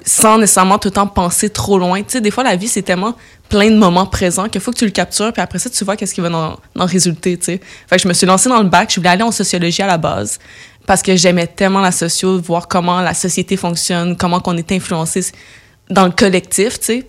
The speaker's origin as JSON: {"language": "French", "town": "Laval", "region": "Quebec", "country": "Canada", "tie": "born or raised there", "lives_now": "Montreal, Canada", "said": "grandi dans la banlieue de Montréal, mais la banlieue nord, fait que j'ai grandi à Laval"}